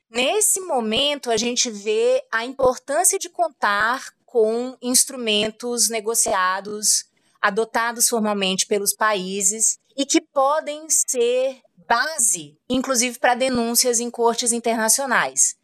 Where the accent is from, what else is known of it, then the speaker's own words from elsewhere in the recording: Brazil; a gente como brasileiro